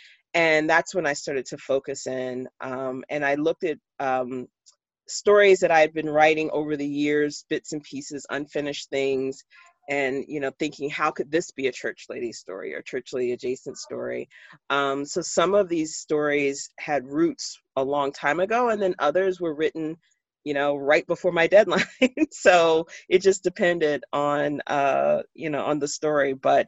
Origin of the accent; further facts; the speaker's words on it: Jacksonville, Florida, United States; now in Pittsburgh, United States; Yeah, that I was born and raised in Jacksonville, Florida. I still consider myself a Southerner. I've lived in Pittsburgh longer than I lived in Florida, and then Florida is still home.